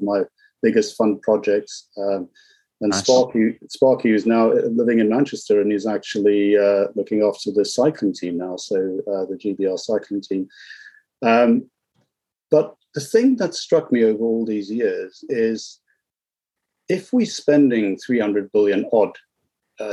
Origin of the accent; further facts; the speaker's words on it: South Africa; So I was born in South Africa